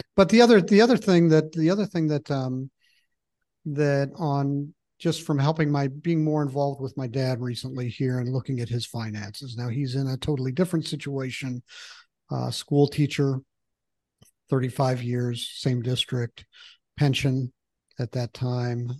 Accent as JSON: {"language": "English", "region": "Michigan", "country": "United States", "tie": "born or raised there", "moved": "yes", "said": "I grew up in Michigan"}